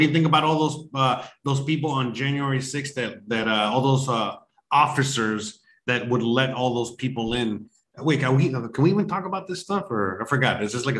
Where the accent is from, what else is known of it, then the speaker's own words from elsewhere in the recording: United States; why is the US of A, my home country